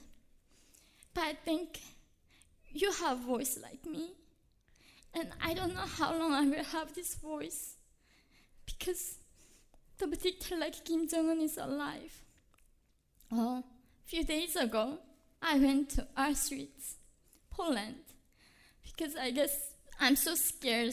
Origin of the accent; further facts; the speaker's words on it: North Korea; now in United States; when I was in North Korea